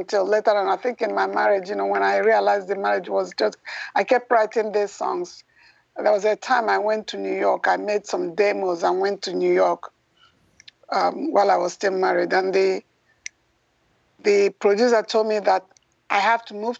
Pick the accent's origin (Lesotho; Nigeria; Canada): Nigeria; now in United States; Originally, I was born and raised in Nigeria, and I came here. I've been here a long time. A U.S. Citizen